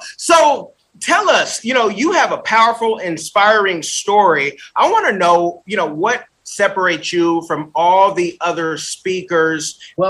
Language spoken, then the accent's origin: English; California, United States; also born or lived in New England / Seattle; now in South Florida, United States; I'm from California, but I live in Florida, South Florida.